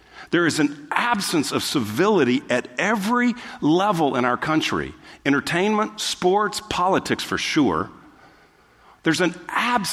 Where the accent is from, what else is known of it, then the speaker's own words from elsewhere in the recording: Texas, United States; we're from the South, or we're from Texas, and so we kind of grew up with our manners